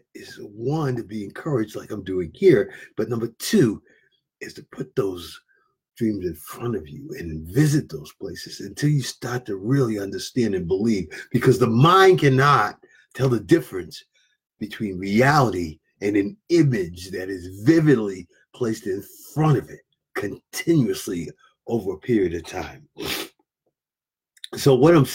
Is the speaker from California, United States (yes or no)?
no; Providence, Rhode Island, United States; I'm from Providence, Rhode Island